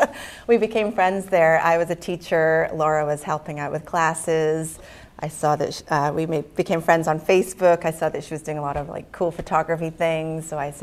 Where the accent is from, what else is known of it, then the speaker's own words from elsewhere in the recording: Scotland, United Kingdom; moved away as an adult; now in Connecticut, United States; I was born in Scotland, and I moved here at around 19, so I think I always come at it from an angle of not having grown up here.